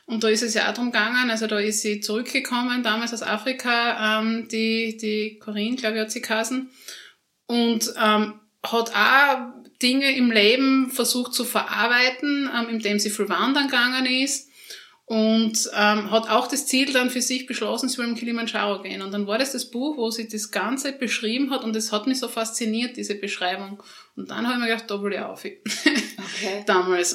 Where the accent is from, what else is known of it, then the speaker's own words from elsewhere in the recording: Schlanzberg area, Styria, Austria; now in Graz, Austria; ich komme aus der Schlanzberg oder in der Schlanzberger Gegend